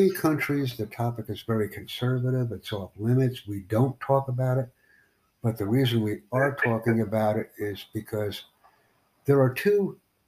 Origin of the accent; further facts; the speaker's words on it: United States; I'm from the United States